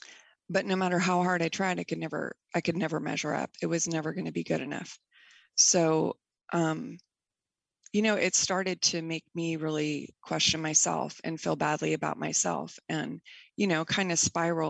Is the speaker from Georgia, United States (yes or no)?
no; Bay Area, California, United States; I grew up in the Bay Area in California